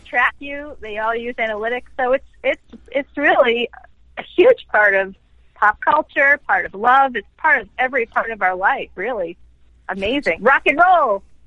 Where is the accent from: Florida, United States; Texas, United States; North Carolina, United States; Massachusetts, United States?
Massachusetts, United States; Boston; moved away; I don't live in Boston anymore, by the way, but I'm it's my hometown